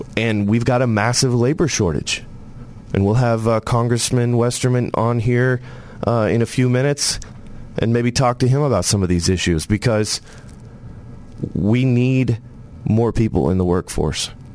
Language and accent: English; Tennessee, United States; I was born in Tennessee.